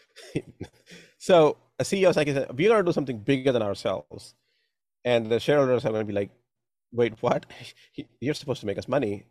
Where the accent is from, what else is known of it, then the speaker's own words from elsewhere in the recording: India; moved away; growing up in India